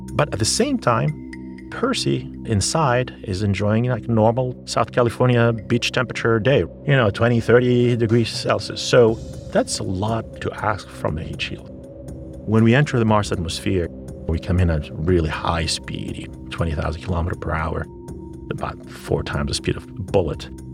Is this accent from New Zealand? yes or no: no; Sfax, Sfax Governorate, Tunisia; moved away; I grew up in Tunisia, in Sfax